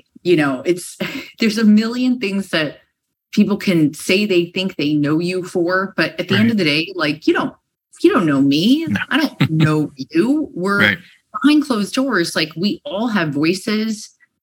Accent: San Diego, California, United States; now in New York City, United States; you say like and dude and oh my God, because I'm from San Diego and that's what we say

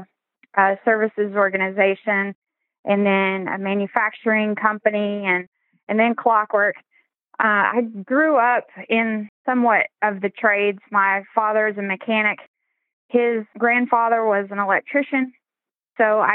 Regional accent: Maryville, Tennessee, United States; moved away as an adult; I did move back to my hometown in Maryville. We're right outside of Knoxville and Gatlinburg.

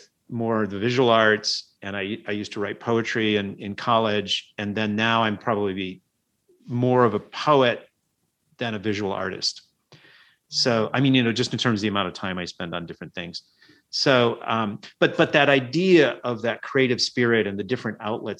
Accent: Illinois, United States; moved away as an adult; also born or lived in Champaign-Urbana, Illinois; now in San Francisco, United States; And then we moved across the state. So I grew up in a university town

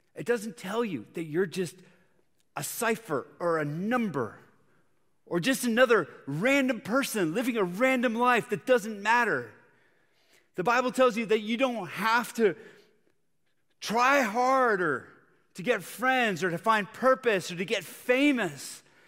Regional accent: Bogotá, Bogotá Capital District, Colombia; moved away; I grew up in Bogota, Colombia, South America

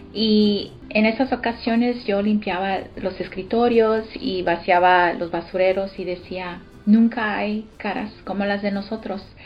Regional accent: Austin, Texas, United States; born or raised there; also born or lived in Los Angeles, California

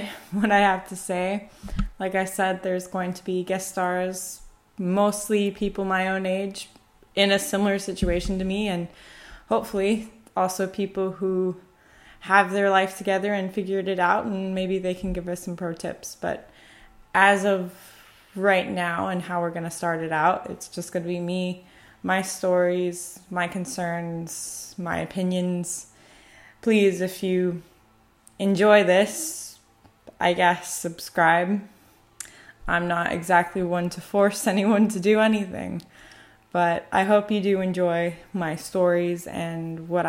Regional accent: United States; moved away as an adult; also born or lived in Korea; now in Italy; my culture as an American citizen

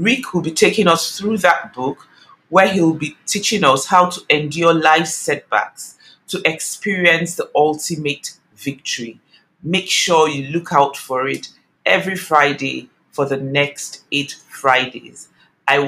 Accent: Nigeria; Nigeria, my home country

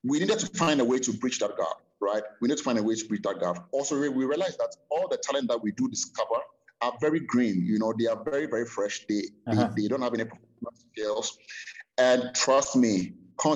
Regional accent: Ghana; I'm a Ghanaian, born and raised in Ghana

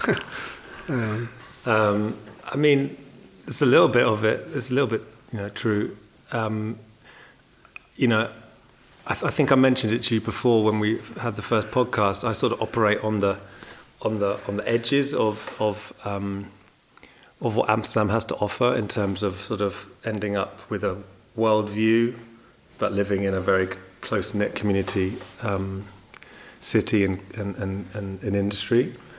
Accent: England, United Kingdom; moved away as an adult; now in Netherlands; an English guy living here for many years

